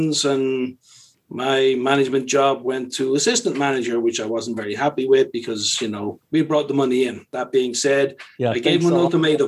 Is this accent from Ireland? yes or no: yes; Dublin, Leinster, Ireland; moved away as an adult; also born or lived in London; originally I'm from Dublin, Ireland.